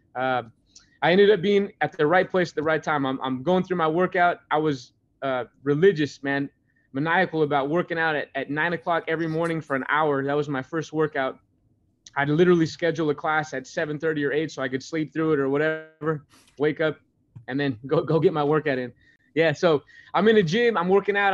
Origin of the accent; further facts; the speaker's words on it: Grandview, United States; moved away; also born or lived in Oregon; growing up in Grandview and coming from a small town